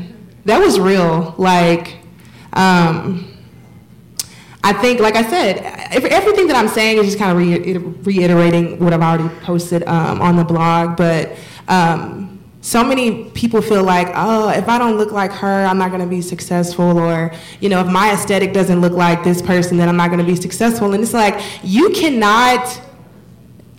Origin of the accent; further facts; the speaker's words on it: Texas, United States; moved away; I'm from Texas